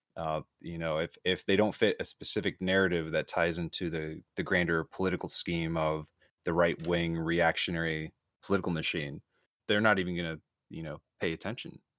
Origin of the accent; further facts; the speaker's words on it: Florida, United States; moved away; I'm originally from Florida